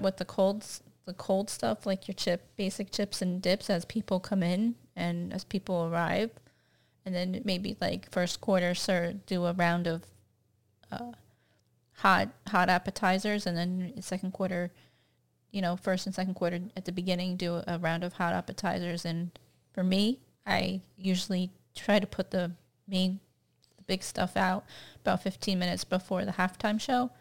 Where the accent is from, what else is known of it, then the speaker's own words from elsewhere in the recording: Sarasota, Florida, United States; I grew up near Tampa Bay